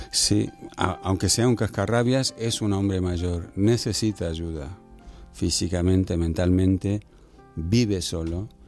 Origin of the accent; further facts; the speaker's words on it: Argentina; me crié en Argentina, en Buenos Aires